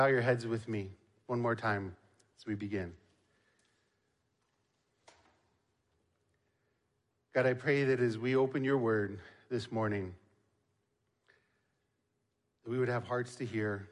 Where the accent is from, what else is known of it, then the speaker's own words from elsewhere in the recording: Niagara Falls, Ontario, Canada; When I was young, growing up in Niagara Falls, Ontario